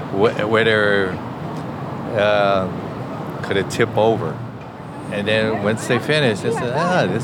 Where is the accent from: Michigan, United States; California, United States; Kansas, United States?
California, United States; San Francisco; born and raised in San Francisco.